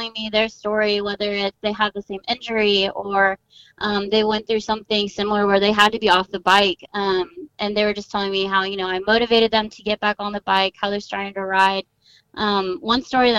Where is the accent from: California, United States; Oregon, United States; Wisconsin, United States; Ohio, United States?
California, United States; Southern; I grew up in Southern California, which, you know, is very extreme sport oriented.